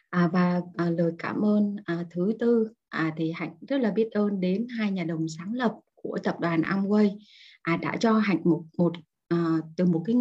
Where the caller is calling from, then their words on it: Hanoi, Vietnam; sáng dậy chỉ cần thò cái chân xuống dưới giường là đã thấy lạnh lắm rồi ở ngoài Hà Nội buổi sáng chỉ có là 10 cho đến 12 độ thôi cả nhà rất là lạnh luôn